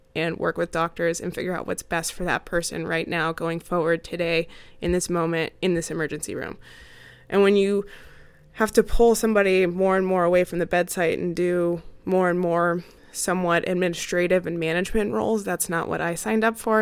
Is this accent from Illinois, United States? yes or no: no; Arizona, United States; moved away as an adult; also born or lived in Maryland / Arkansas / Oregon / Utah; Arizona is actually my home state